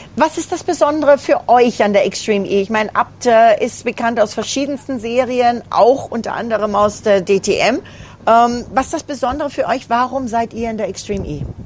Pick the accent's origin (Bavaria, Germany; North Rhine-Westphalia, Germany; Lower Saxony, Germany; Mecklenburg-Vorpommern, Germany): Bavaria, Germany; Allgäu; ein Allgäuer Team sogar, muss ich sagen. Also direkt aus meiner Heimat